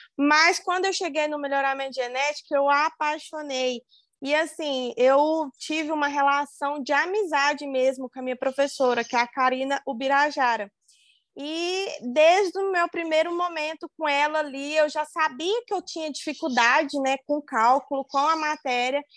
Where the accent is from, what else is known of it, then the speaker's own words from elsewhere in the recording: Uberlândia, Minas Gerais, Brazil; Eu estava morando em Uberlândia, né? Na, na onde, onde eu sou nascida, onde eu fui criada e onde eu fiz a faculdade.